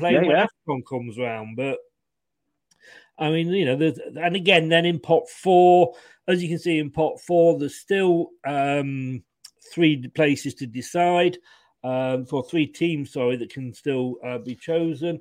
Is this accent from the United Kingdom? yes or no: yes; England, United Kingdom; I'm obviously being English